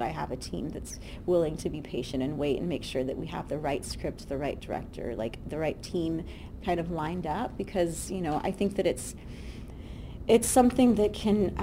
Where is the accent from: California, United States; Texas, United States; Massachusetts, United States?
California, United States; Southern; I'm from Southern California.